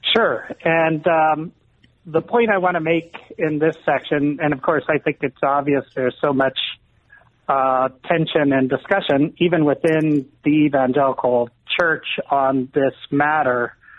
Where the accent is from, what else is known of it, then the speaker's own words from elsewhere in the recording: Columbus, Ohio, United States; growing up in Columbus, Ohio